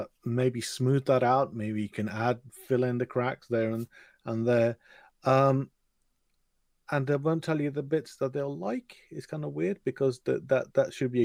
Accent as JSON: {"language": "English", "region": "England", "country": "United Kingdom", "said": "typical English person"}